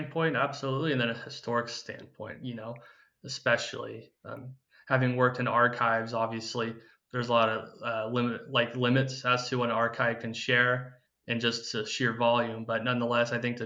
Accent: Paradise, California, United States; I'm from Paradise originally, and that was a town that got wiped out in the campfire in 2018

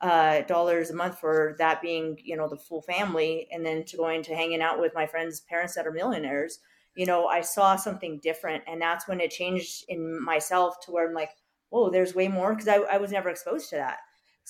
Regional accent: New York City, New York, United States; growing up on the Lower East Side, you know, like we were kind of just, we were not the highest end, but we were there.

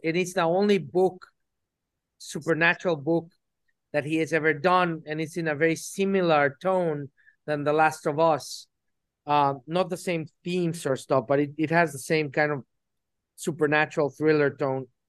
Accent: Mexico City, Mexico; I was born in Mexico City

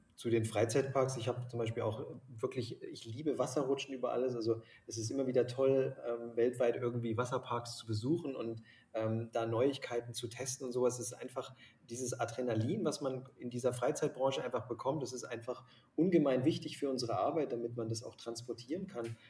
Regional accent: Lake Constance, near the Swiss border, Baden-Württemberg, Germany; now in Munich, Germany; bin quasi am Bodensee ähm, groß geworden und an der Schweizer Grenze

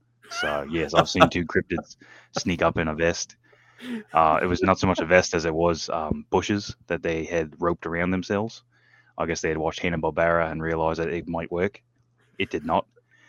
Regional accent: Tasmania, Australia; moved away as an adult; also born or lived in California / Tennessee; now in United States; I get to teach them the lifestyle I grew up on in Tasmania.

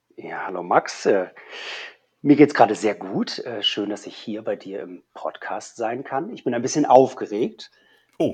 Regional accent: Hamburg, Germany; also born or lived in Berlin; als Hamburger

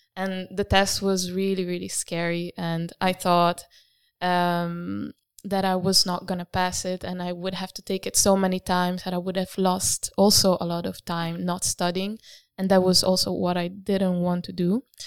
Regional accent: Italy; moved away as an adult; now in Rotterdam, Netherlands; I am from Italy

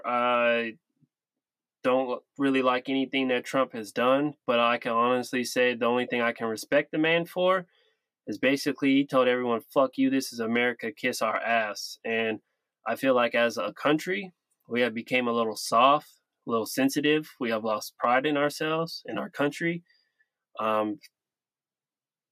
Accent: Sacramento, California, United States; I'm from Sacramento

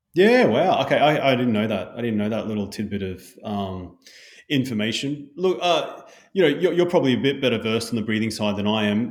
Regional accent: Brisbane, Queensland, Australia; growing up in Bundaberg, but in Brisbane thirty years ago

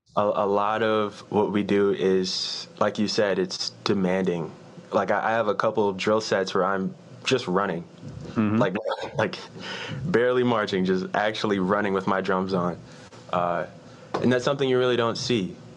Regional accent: Richmond, Virginia, United States; moved away as an adult; also born or lived in Knoxville, Tennessee; I'm from Richmond, Virginia.

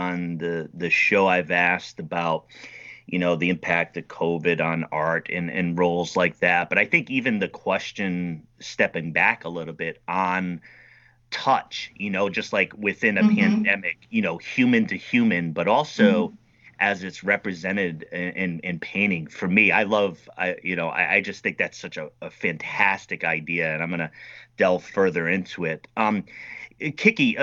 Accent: United States; I'm an American over here

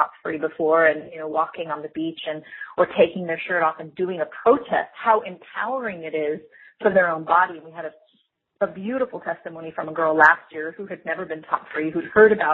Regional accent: United States; I'm American, but I have this kind of influence of a different culture

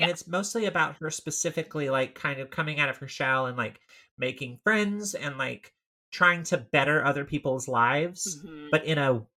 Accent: Tennessee, United States; my hometown in Tennessee

